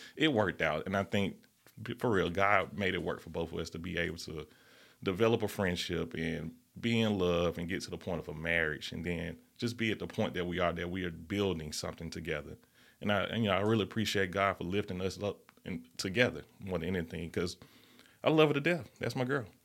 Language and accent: English; Birmingham, Alabama, United States; growing up in the Fairview neighborhood, that's a different type of environment